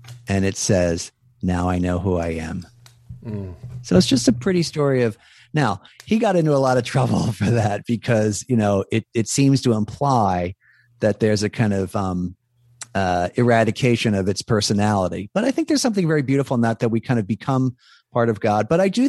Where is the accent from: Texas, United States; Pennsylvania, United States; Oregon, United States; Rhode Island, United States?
Pennsylvania, United States; Philadelphia; accent: Philly; that's my Philly accent.